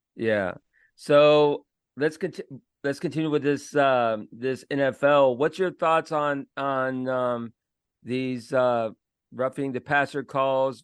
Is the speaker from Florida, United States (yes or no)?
yes; Florida, United States; I'm from Florida